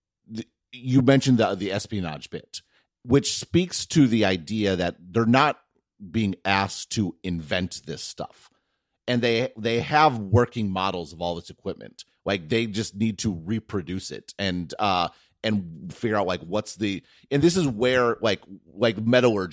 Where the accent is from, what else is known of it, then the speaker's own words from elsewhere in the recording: United States; I'm sitting here as an American.